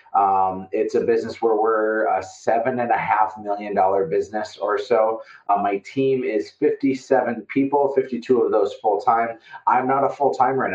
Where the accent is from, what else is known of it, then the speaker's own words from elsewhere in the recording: Fargo, North Dakota, United States; I'm from Fargo, North Dakota, and so I sound like I'm from Fargo, North Dakota